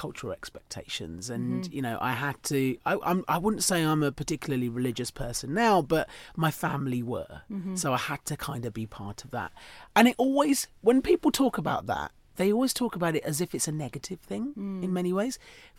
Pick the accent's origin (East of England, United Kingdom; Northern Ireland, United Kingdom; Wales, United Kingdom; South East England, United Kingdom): South East England, United Kingdom; Chatham; So I was born in Chatham.